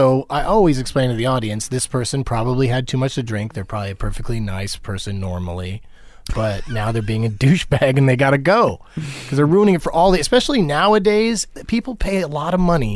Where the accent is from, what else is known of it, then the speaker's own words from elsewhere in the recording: San Diego, California, United States; I grew up in San Diego.